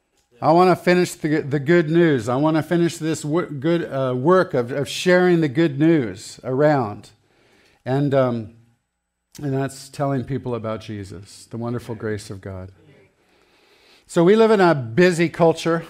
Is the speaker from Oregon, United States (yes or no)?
no; Santa Barbara, California, United States; I grew up in Santa Barbara, California.